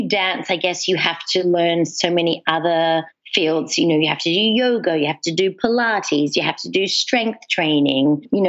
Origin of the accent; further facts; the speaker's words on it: Australia; also born or lived in England; now in United States; So I was born in England. Okay. I grew up in Australia, and I've been living in the States now for 12 years.